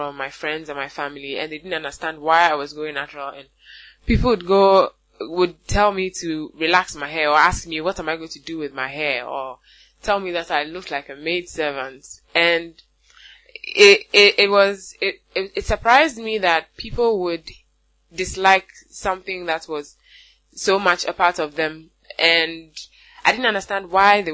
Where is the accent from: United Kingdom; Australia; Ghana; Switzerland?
Ghana; I am a Ghanaian woman, and I make natural bath and body products for African women